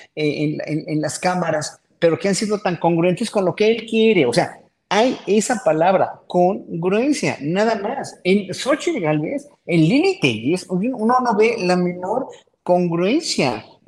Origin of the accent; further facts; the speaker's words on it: Mexico; pueblo mexicano que somos